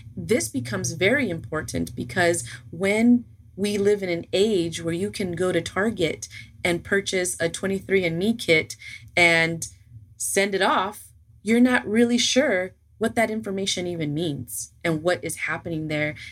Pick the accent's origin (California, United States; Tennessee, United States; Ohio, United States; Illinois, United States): California, United States; Los Angeles; moved away as an adult; now in Georgia, United States; I was originally born and raised in California, LA.